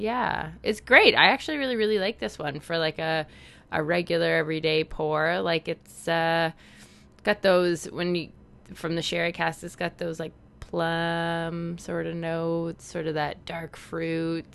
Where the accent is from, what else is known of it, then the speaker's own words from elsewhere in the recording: Canada; accent: Canadian; my awkward Canadian accent.